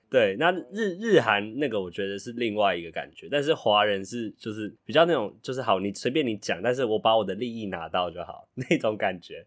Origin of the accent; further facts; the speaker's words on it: Taiwan; 我们台湾人